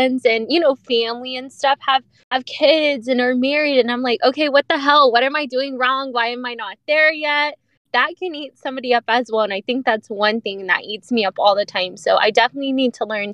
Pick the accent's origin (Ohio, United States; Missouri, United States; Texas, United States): Texas, United States; Dallas; I grew up in Oak Cliff